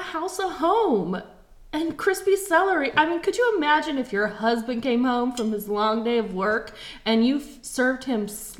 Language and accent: English; Orlando, Florida, United States; I grew up in Orlando